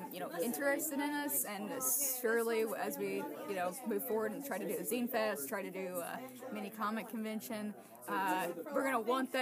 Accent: Rossville, Georgia, United States; I was born in Rossville, which is 15 minutes away from here

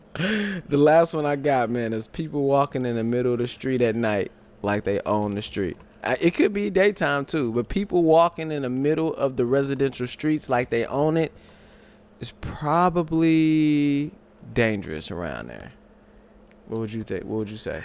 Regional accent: St. Louis, Missouri, United States; also born or lived in California; I was born in California, moved to Saint Louis.

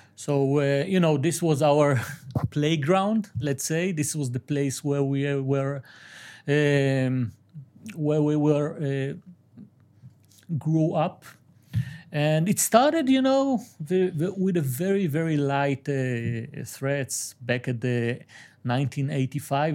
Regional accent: Aleppo, Aleppo Governorate, Syria; I'm from Halep

